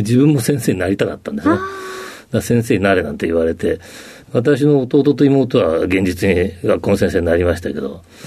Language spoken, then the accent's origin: Japanese; Hamura, Tokyo, Japan; also born or lived in Okutama, Tokyo / Izu Ōshima; 小学校に上がる前にあの父親が東京のこの西の方にある羽村市っていうところに、家を建てたもんですから、はい小学校上がる時からもずっとそこで、えー、育ちました